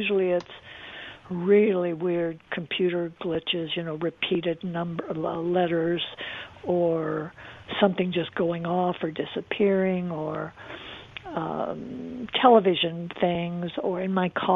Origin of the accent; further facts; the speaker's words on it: Arizona, United States; I'm from Arizona